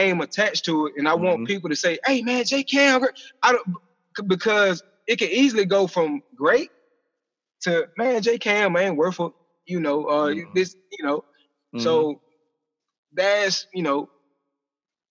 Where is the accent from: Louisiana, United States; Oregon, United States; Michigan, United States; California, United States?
Louisiana, United States; I'm from Louisiana